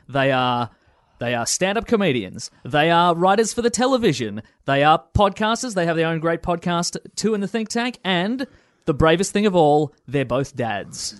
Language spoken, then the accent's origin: English; Melbourne, Victoria, Australia; northern suburbs of Melbourne